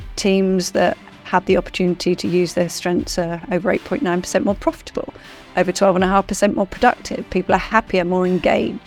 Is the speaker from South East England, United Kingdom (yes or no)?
yes; rural Surrey, South East England, United Kingdom; now in Australia; I grew up in, um, rural Surrey in England.